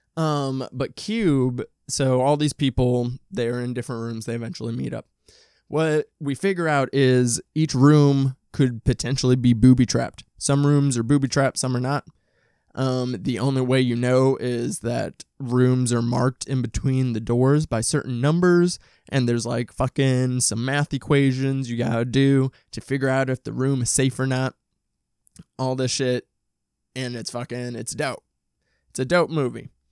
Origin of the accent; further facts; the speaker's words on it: Midwest, United States; I'm from the Midwest, from a suburb